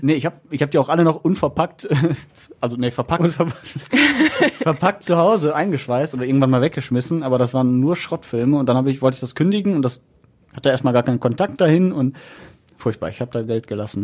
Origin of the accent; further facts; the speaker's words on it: Essen, North Rhine-Westphalia, Germany; als Essener oder NRW-Typ